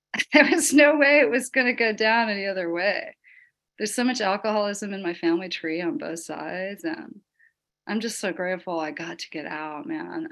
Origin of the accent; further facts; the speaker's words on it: the Bible Belt, United States; I grew up in the Bible Belt